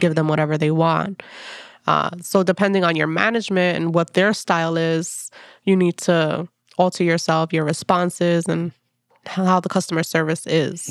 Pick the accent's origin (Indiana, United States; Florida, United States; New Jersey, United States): New Jersey, United States; Passaic; now in Jersey City, United States; I am from Passaic, New Jersey. That's where I grew up